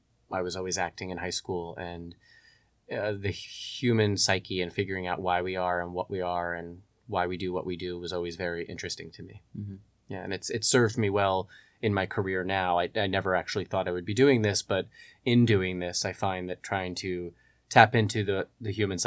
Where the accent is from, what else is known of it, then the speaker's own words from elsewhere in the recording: Long Island, New York, United States; now in Los Angeles, United States; I am from Long Island, New York. I was born and raised there, and then I went to, after college, I moved to Manhattan